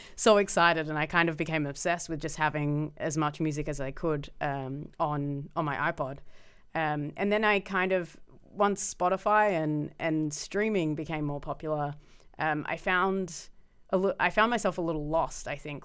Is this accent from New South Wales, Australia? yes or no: no; Melbourne, Victoria, Australia; moved away as an adult; now in Amsterdam, Netherlands; growing up in Melbourne in the, like, nineties and early noughties